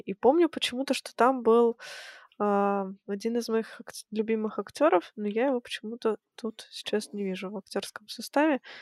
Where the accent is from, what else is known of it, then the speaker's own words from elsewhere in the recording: Kazakhstan; moved away; я родом из Казахстана. Я жила в Казахстане в то время.